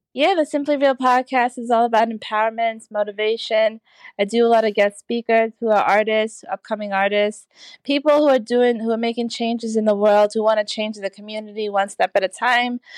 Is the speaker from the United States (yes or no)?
no; Trinidad & Tobago; I'm from Trinidad